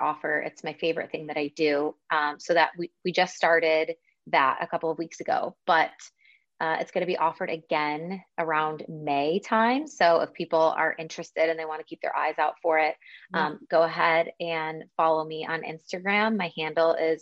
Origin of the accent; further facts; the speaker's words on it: Buffalo, New York, United States; now in Spain; I'm also from Buffalo, which is like also snow central